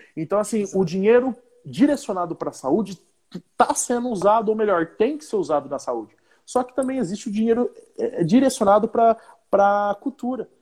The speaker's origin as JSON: {"language": "Portuguese", "town": "Paraíso", "country": "Brazil", "said": "o nosso município, para Paraíso"}